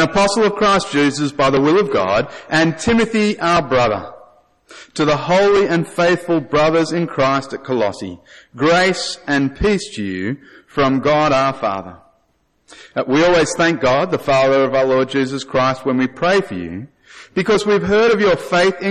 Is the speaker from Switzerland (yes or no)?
no; Australia; I'm Australian.